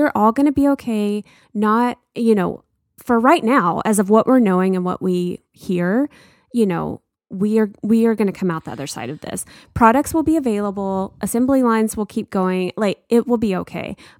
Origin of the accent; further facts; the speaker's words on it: United States; this pride of being an American